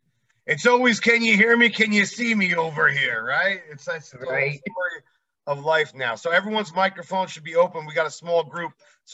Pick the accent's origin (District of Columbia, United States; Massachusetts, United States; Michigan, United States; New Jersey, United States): New Jersey, United States; moved away as an adult; also born or lived in Las Vegas; Guys, I'm from New Jersey. You can probably tell.